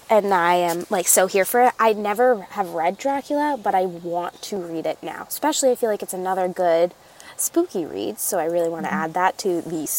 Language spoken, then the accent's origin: English; United States; I am American.